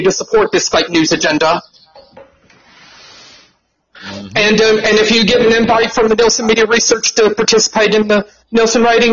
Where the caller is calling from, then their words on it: Georgia, United States; I'm calling from Georgia. I live just right outside of Atlanta.